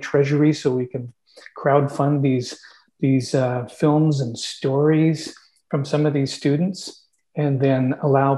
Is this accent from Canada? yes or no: yes; Canada; we're Canadian